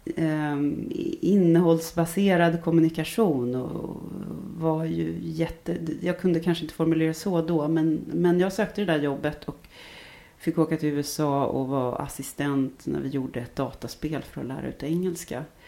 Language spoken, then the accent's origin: Swedish; Stockholm, Stockholm County, Sweden; accent: stockholmska; moved away as an adult; Jag är uppvuxen i Stockholm, eh, både i, i, inne i stan och eh, norr om stan och väster om stan